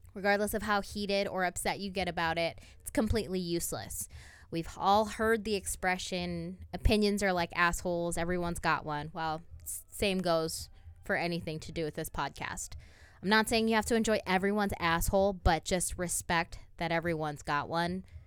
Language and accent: English; Toledo, Ohio, United States; we're both from Toledo, Ohio